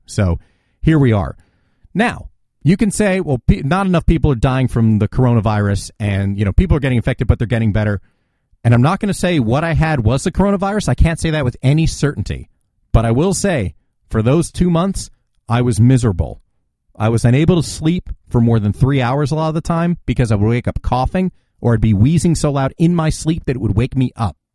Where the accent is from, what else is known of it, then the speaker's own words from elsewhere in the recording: New Jersey, United States; my home state, New Jersey